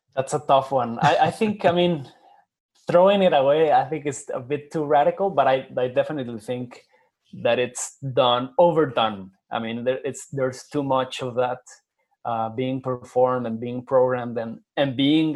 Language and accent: English; Guadalajara, Jalisco, Mexico; I was born in Guadalajara in Jalisco